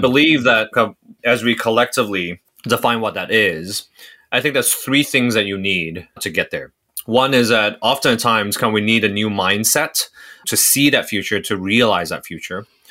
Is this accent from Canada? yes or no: no; Hong Kong; moved away as an adult; also born or lived in Singapore; now in United States; So I'm from Singapore. Uh, I grew up in Hong Kong. I came to the U S for college or university